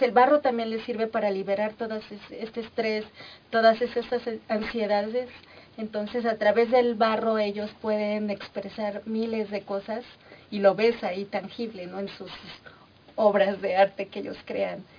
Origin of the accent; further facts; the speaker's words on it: Mexico; todas esas manifestaciones que nos caracterizan, Como cultura, como sociedad mexicana